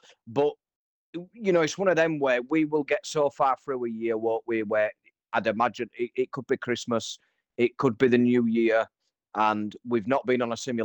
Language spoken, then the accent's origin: English; Liechtenstein; I even named all the roads the same as what my roads are called where I live. So, yeah, I will be that geek that goes and attempts to build Liechtenstein on City